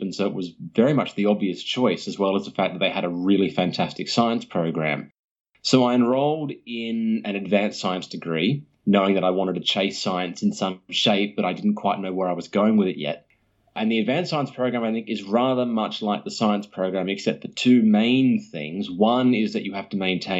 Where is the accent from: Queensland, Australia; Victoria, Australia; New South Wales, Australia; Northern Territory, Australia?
New South Wales, Australia; Sydney; also born or lived in Perth; as far as my origins go, I am from Sydney primarily, although I did spend a few years of my youth living in Perth.